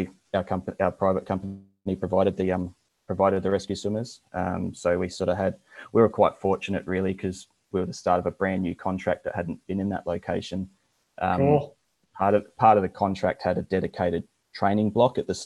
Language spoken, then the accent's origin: English; Adelaide, South Australia, Australia; I'm from Australia, originally from Adelaide, which is central South Australia